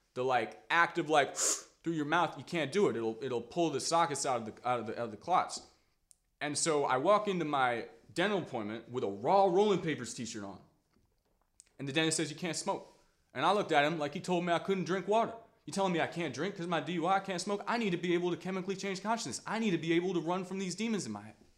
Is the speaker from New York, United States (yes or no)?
no; Washington, District of Columbia, United States; I grew up in Washington, D C